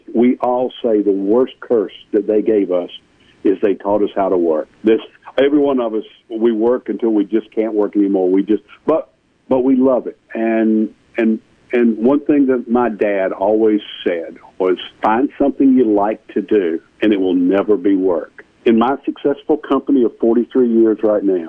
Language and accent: English; Marietta, Georgia, United States; also born or lived in Powder Springs, Georgia; I grew up in Marietta, Georgia.